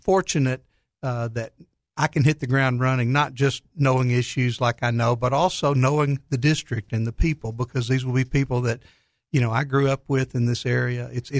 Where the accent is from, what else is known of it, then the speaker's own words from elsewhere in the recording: Faulkner County, just north of Conway, Arkansas, United States; I grew up in Faulkner County, just north of Conway. Where I lived is not quite in the district, but it's very close. Most of my mother's side of the family is from that area